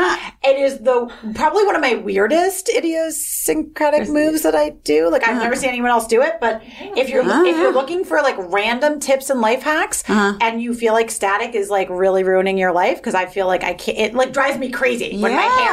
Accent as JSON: {"language": "English", "region": "New York", "country": "United States", "said": "You know, I'm such a New Yorker."}